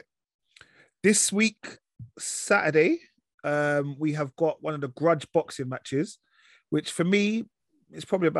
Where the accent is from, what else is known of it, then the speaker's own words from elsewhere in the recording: London, United Kingdom; also born or lived in Isle of Dogs; I was born in Mile End